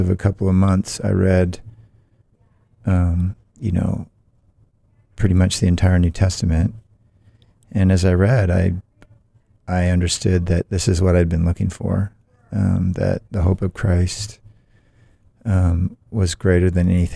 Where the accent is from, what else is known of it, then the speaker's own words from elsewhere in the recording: Olympia, Washington, United States; moved away as an adult; also born or lived in San Diego, California / Salem, Oregon / St. Petersburg, Russia; now in Boston, United States; I was born in San Diego when my dad was in the Navy. And when I was 1, we moved up to the Northwest and lived in Salem, Oregon for a time, and short time, then up in Olympia, Washington, for about 10 years, and then I moved back to Salem and spent the rest of my schooling years and college there